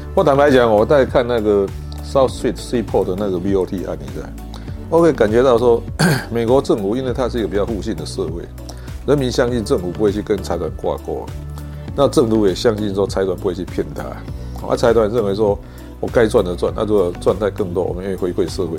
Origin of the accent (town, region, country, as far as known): Taiwan